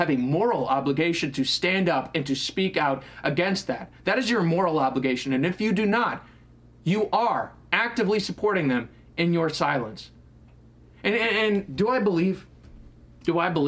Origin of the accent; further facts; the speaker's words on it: New Hampshire, United States; moved away; my hometown in New Hampshire